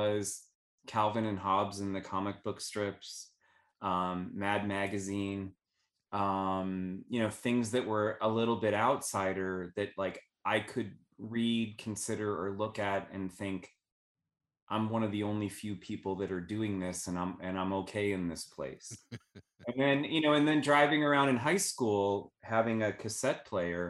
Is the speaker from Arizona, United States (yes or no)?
yes; Phoenix, Arizona, United States; moved away; I growing up in Phoenix